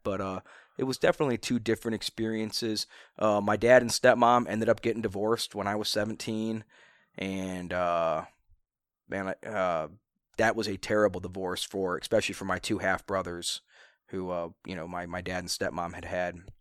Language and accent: English; Akron, Ohio, United States; born in Akron.